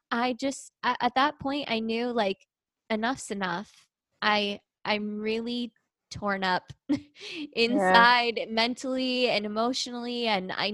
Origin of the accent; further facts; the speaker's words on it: Southern California, United States; I grew up in Southern California